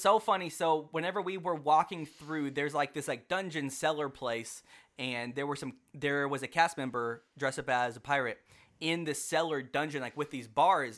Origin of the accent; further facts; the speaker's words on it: Texas, United States; we are from Texas